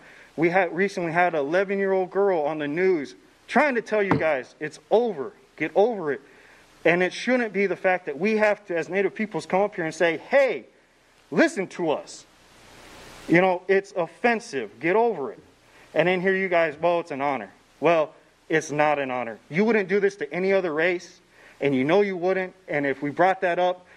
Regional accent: Lawrence, Kansas, United States; I grew up in Lawrence

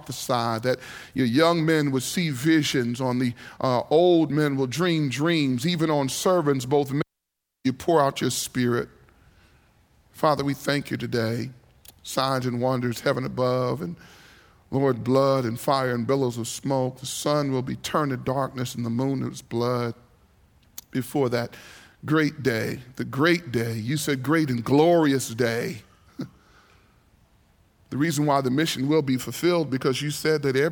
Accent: New York City, New York, United States; I grew up in New York City

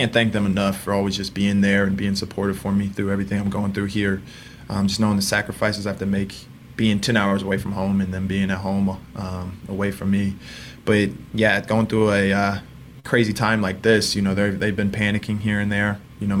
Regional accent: Indiana, United States; You know, we're big Colts fans. We're from Indiana, big Colts fans.

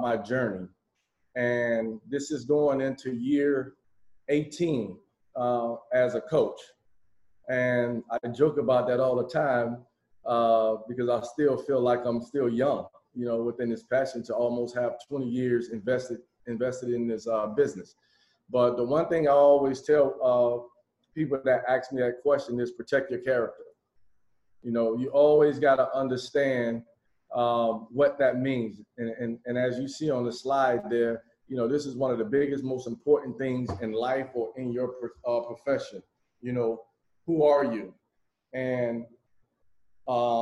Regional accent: Miami, Florida, United States; I'm originally from Miami, Florida

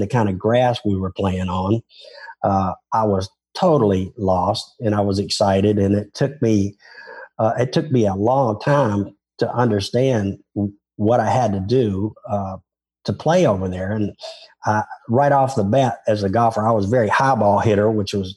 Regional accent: Memphis, Tennessee, United States; accent: Southern; I'm not from Texas. I'm from Tennessee

